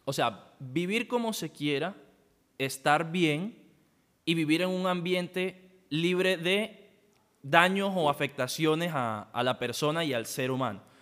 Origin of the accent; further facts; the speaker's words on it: La Guajira, Colombia; yo vengo de La Guajira